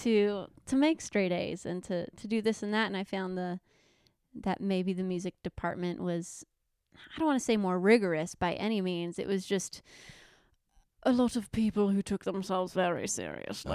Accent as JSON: {"language": "English", "town": "Panama City", "region": "Florida", "country": "United States", "tie": "born or raised there", "moved": "as an adult", "lives_now": "Alabama, United States", "said": "I was born and raised there"}